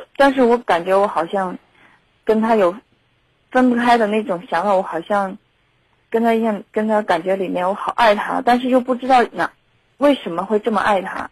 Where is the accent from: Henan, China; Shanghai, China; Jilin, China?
Henan, China; Zhengzhou; 我们家郑州的